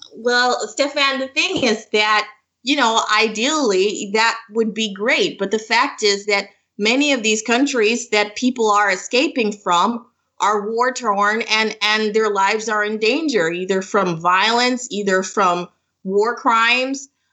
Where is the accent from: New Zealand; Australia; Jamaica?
Jamaica; moved away as an adult; now in Toronto, Canada; I'm from Jamaica. So I am a, a new, um, well, I'm in the process of immigration. I'm, I'm, I'm living in Toronto right now